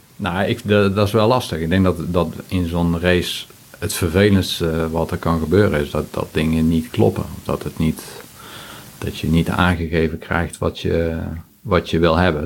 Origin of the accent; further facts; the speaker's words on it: 's-Hertogenbosch, North Brabant, Netherlands; Ik kom uit Den Bosch